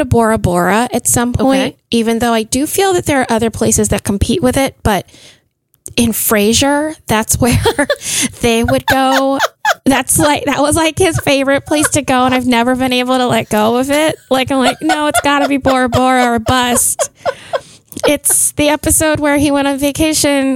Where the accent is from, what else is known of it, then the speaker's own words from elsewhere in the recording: Philippines; I'm Filipino